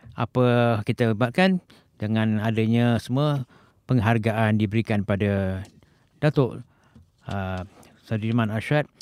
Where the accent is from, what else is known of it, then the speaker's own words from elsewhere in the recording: Malaysia; now in Japan; kita sebagai rakyat Malaysia di, di Jepun ni